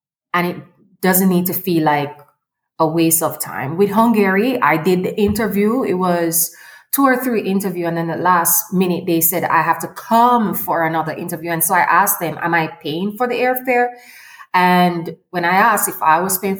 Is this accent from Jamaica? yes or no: yes; Kingston, Surrey, Jamaica; moved away as an adult; now in Mexico City, Mexico; I am from Kingston, Jamaica